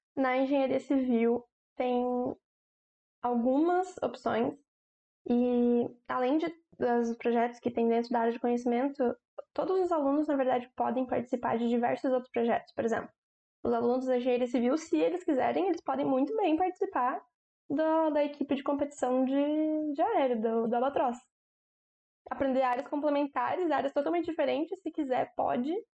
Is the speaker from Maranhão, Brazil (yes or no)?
no; Joinville, Santa Catarina, Brazil; Eu sou de Joinville mesmo